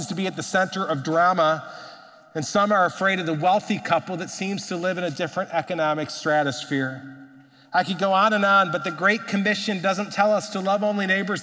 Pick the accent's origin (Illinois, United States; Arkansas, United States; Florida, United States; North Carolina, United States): Illinois, United States; Chicago; now in Twin Cities, United States; I grew up in Chicago.